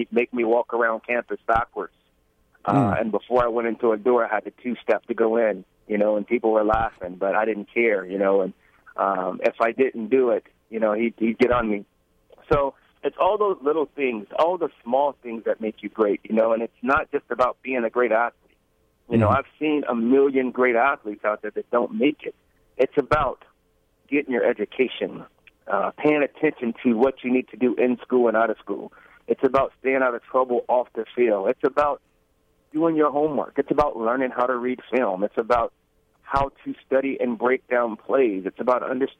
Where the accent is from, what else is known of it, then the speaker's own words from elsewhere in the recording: Brookhaven, Mississippi, United States; I grew up in Mississippi